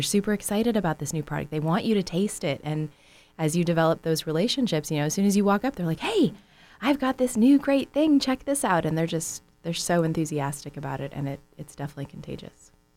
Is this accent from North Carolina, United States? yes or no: no; San Francisco Bay Area, California, United States; moved away as an adult; now in Southern California, United States; growing up in the San Francisco Bay Area